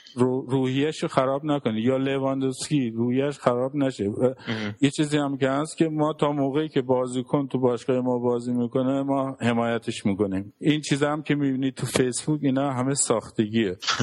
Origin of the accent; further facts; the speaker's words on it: Iran; now in Germany; گفتم من ایرانی